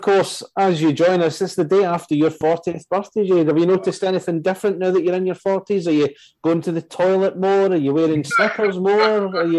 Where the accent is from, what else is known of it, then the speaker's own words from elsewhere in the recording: west of Scotland, United Kingdom; I'm from the west of Scotland